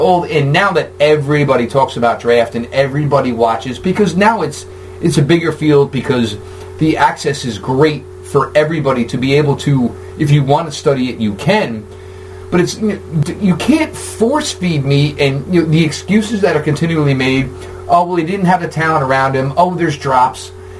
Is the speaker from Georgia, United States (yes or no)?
no; New Jersey, United States; I'm a Jets fan. I grew up in New Jersey.